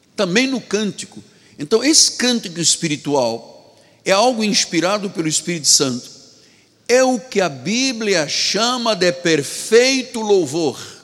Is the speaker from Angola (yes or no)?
yes; Angola; now in Rio de Janeiro, Brazil; Na minha terra, em Angola